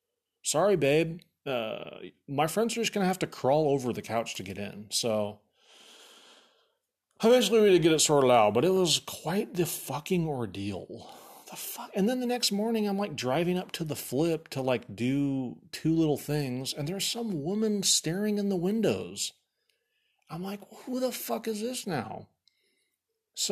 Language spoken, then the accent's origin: English; Egypt; dude, I'm from Egypt. Obviously, if you knew anything, look at my skin. It's totally golden tan. My dad's from Cairo. My mom's from Alexandria.